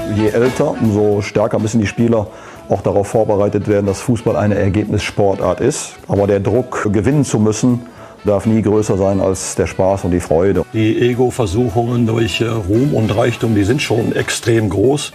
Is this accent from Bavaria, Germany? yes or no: no; Gelsenkirchen, North Rhine-Westphalia, Germany; ich bin ja gebürtiger Gelsenkirchner, in Gelsenkirchen-Ückendorf geboren.